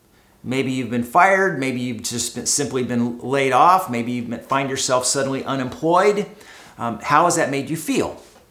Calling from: Costa Mesa, California, United States; I am broadcasting from Costa Mesa, California, from my living room here in our home.

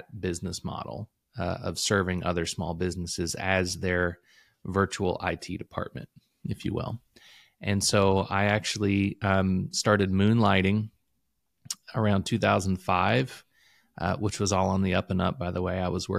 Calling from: Louisville, Kentucky, United States; I am calling in from Louisville, Kentucky. Or just a little bit outside of Louisville.

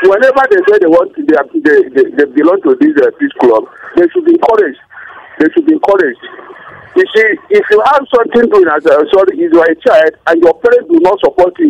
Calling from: Anguldi, Plateau, Nigeria; calling from Anguldi.

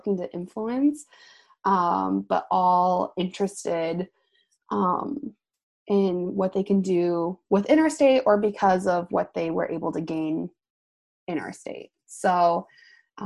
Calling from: Des Moines, Iowa, United States; I am calling from the Beaverdale neighborhood of Des Moines

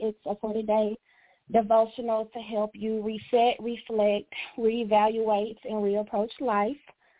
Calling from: Dallas, Texas, United States; I am calling from Dallas, Texas.

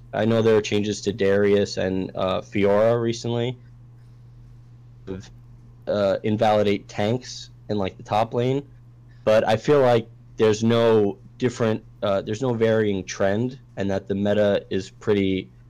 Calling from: Staten Island, New York, United States; Staten Island, New York.

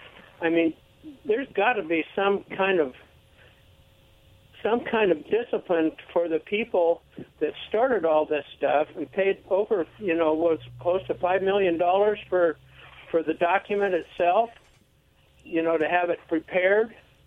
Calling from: Pasco, Washington, United States; calling from Pasco.

